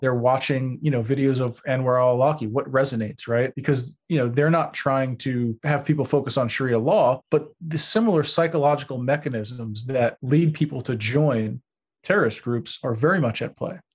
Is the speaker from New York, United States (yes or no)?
yes; Long Beach, New York, United States; moved away; I grew up in Long Beach, New York